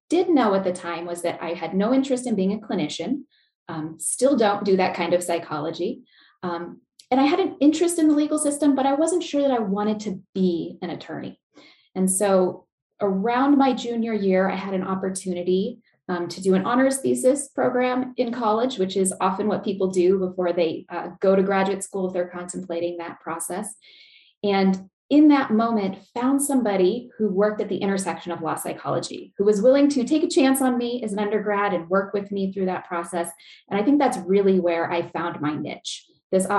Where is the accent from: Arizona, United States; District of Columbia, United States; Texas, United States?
Arizona, United States; Chandler; moved away as an adult; now in Lincoln, Nebraska, United States; I'm actually originally from the Phoenix, Arizona area, if anyone's familiar, Chandler, which is a suburb. So I was born, raised there